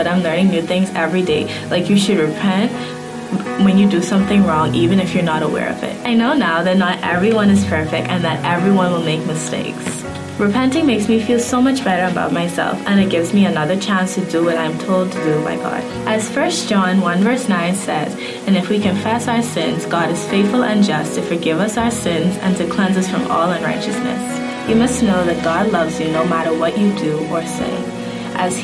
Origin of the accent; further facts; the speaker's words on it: Bahamas; I am 15 years old and I grew up in the Bahamas